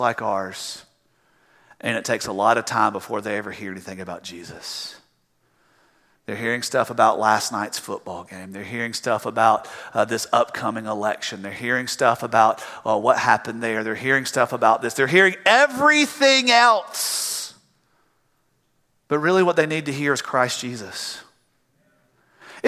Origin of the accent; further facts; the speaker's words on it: the South, United States; I'm from the South.